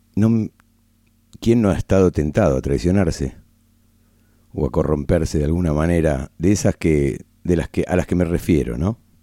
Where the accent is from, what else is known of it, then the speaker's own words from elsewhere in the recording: Argentina; aún siendo argentino